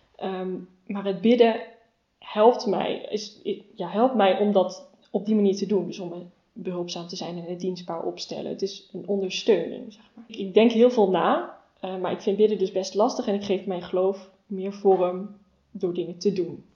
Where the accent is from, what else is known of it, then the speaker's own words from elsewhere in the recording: Rosmalen, North Brabant, Netherlands; moved away as an adult; now in Nijmegen, Netherlands; Ik ben geboren en opgegroeid in Rosmalen